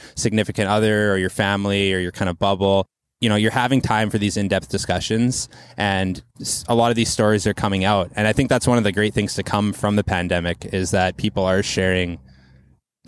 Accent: Quesnel, British Columbia, Canada; now in Vancouver, Canada; Barkerville Brewing from my hometown

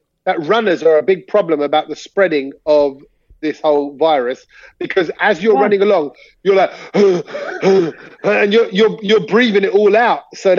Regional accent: Bhopal, Madhya Pradesh, India; moved away; it's my hometown. My parents live here.

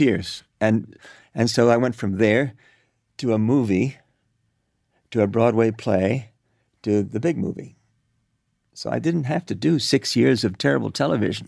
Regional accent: Cuba; moved away; also born or lived in New York; I grew up in Cuba

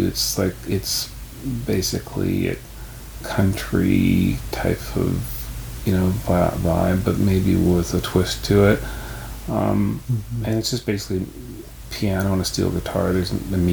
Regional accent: Toronto, Ontario, Canada; growing up in Toronto, radio stations, Chum AM

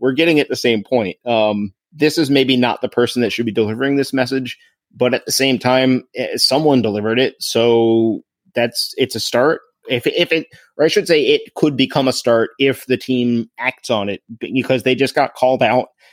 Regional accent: Crofton, United States; my hometown, Crofton

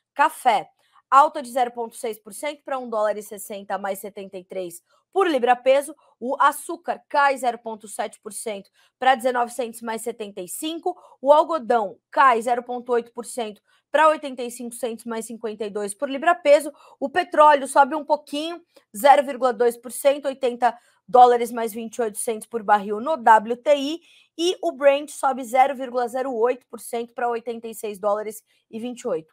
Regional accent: São Paulo, Brazil; Eu que sou paulistana, fico feliz em dizer que, né, é, tenho muita história com São Paulo

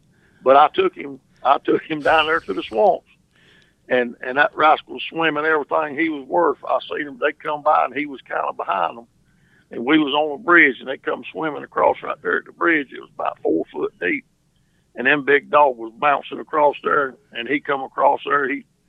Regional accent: Charlotte, North Carolina, United States; I was raised in Charlotte down here

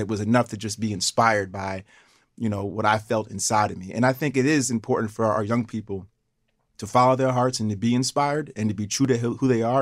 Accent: Schenectady, New York, United States; growing up in Schenectady, parents working for G

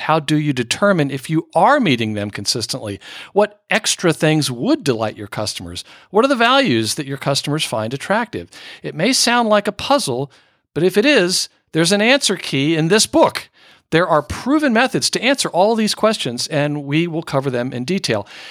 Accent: Northern Virginia, United States; moved away; also born or lived in Manhattan; as a kid growing up in Northern Virginia

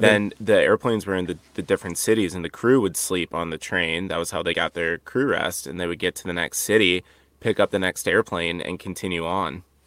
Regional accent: Dubuque, Iowa, United States; you went to Dubuque, my hometown.

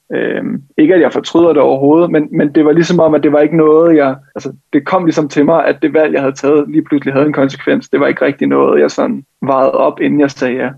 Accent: Helsinge, Capital Region of Denmark, Denmark; jeg gik på, øh, på et hold i, i Helsinge, hvor jeg kommer fra

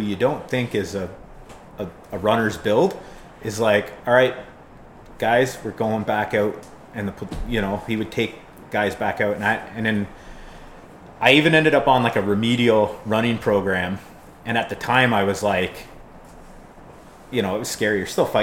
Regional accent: Niagara, Ontario, Canada; I'm from Niagara

